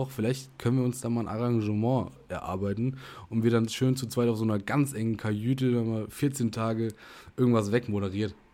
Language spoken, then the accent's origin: German; Germany; Ich nehme das jetzt nicht ein als Deutscher, sondern ich bin wirklich nur kurz hier.